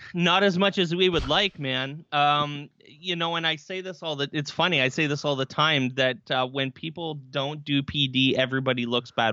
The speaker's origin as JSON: {"language": "English", "town": "Barrie", "region": "Ontario", "country": "Canada", "said": "I am from Barrie, Ontario, Canada"}